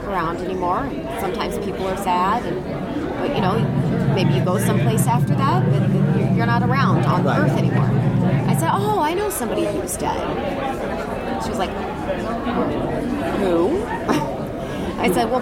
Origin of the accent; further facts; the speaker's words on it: St. Louis, Missouri, United States; now in Los Angeles, United States; I'm originally from St. Louis, Missouri. I'm in Los Angeles now.